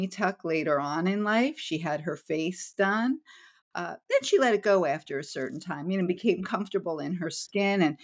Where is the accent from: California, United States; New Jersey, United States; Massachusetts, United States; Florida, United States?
New Jersey, United States; growing up in New Jersey in the Northeast